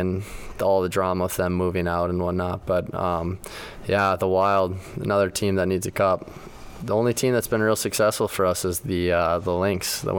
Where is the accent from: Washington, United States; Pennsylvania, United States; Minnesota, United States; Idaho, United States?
Minnesota, United States; Mahtomedi; moved away; I grew up in Monomedi, Minnesota. It's right next to Stillwater. We're right next to the Wisconsin border. Grew up on my, like, where my family settled.